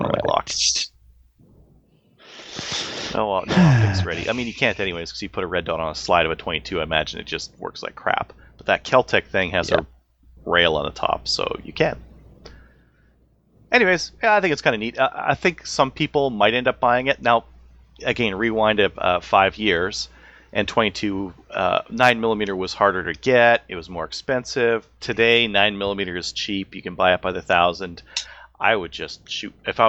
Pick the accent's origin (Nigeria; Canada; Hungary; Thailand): Canada; as a Canadian.